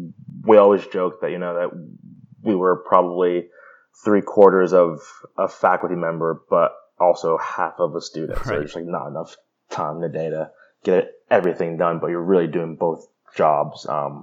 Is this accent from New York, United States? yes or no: yes; New York, United States; also born or lived in California; "Hi, I'm this person. I'm from New York and California, and I stutter a lot. So bear with me."